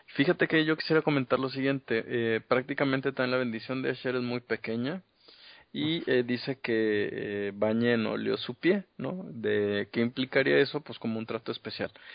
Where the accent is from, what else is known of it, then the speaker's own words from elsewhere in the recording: Mexico; venimos de México.